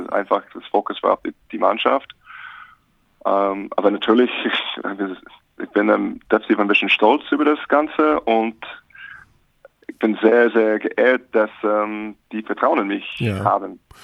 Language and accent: German; Alaska, United States; German is a second language; moved away as an adult; also born or lived in St. Augustine, Florida / Reno / Gmunden; now in Bonn, Germany; Ich bin in Alaska aufgewachsen